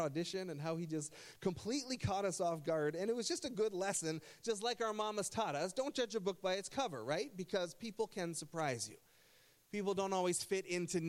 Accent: Burlington, Ontario, Canada; now in Essex County, Canada; I grew up in Burlington, Ontario, and I went to Nelson High School

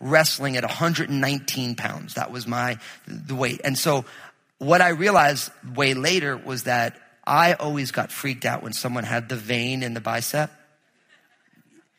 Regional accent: New Jersey, United States; I grew up in New Jersey

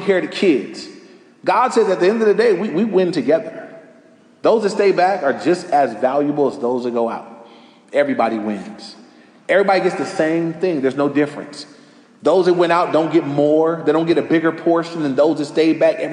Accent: Los Angeles, California, United States; I grew up right near Crenshaw. I was on Crenshaw on 116th Street

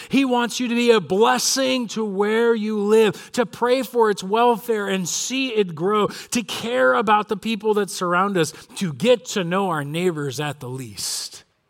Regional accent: Corona, California, United States; I grew up in Corona, and my dad grew up in Corona.

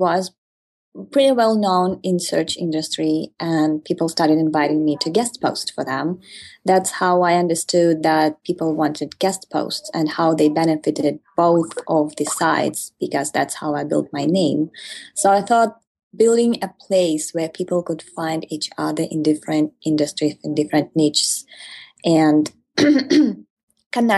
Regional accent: Ukraine; I come from Ukraine.

